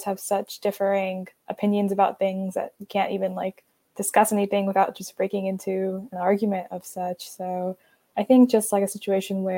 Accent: Atlanta, Georgia, United States; I am from Atlanta, Georgia

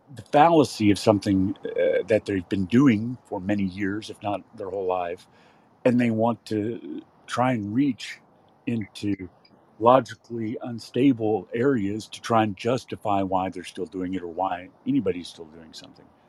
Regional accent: West Texas, United States; now in California, United States; I'm from West Texas

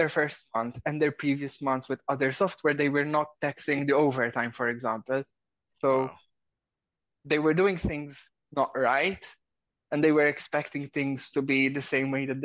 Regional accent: Malta; I'm from Malta

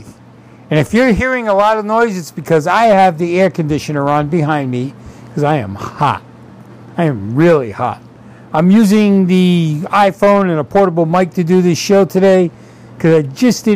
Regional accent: Sicily, Italy; moved away; when I was growing up in Sicily

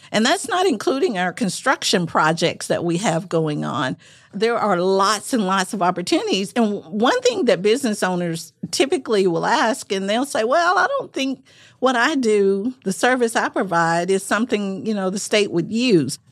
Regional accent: Manchester, Arkansas, United States; moved away; I'm originally from Arkansas, grew up in rural parts of Arkansas, very, very rural.

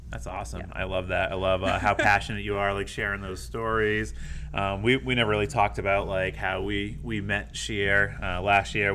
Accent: Maine, United States; moved away; I'm from Maine

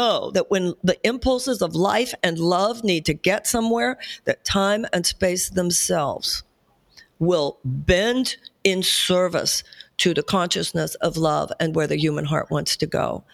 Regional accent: United States; as an American

